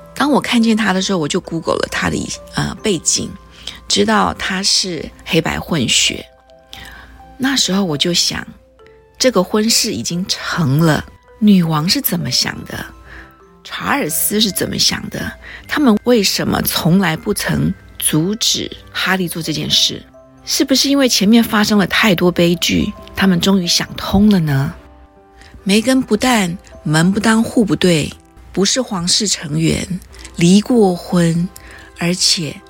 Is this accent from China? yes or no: no; Taiwan; 我们台湾人是怎么对待越南人的，很清楚